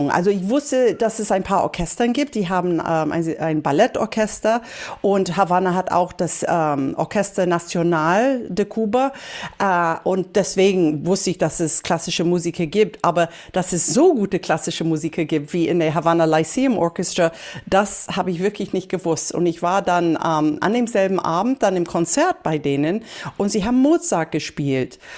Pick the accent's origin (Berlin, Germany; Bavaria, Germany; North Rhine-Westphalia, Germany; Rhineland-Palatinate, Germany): Berlin, Germany; Und ich habe angefangen mit Salsa tanzen aufgewachsen hier in Berlin